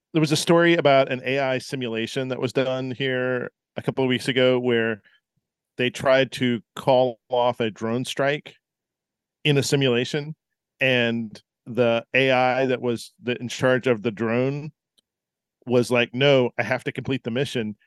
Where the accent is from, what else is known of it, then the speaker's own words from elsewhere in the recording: Tennessee, United States; I grew up in Tennessee